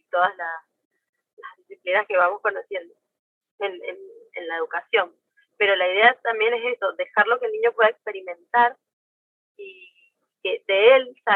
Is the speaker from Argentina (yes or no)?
yes; Argentina; De Argentina.